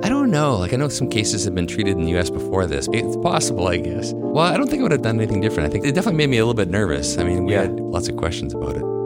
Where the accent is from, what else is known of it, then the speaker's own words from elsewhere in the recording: Winnipeg, Manitoba, Canada; also born or lived in Cold Lake, Alberta / San Francisco; I've lived almost my entire life in Winnipeg with a couple of little breaks.